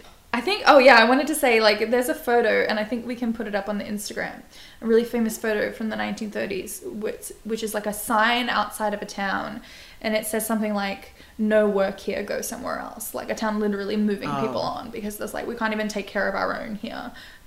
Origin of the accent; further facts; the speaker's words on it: New Jersey, United States; When I was a kid in New Jersey